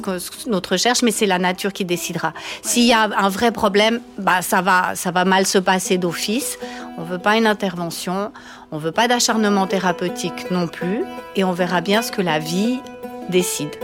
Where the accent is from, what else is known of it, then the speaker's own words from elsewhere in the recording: Valais, Switzerland; now in Vaud, Switzerland; je viens du Valais à l'origine. Je me suis expatriée sur le canton de Vaud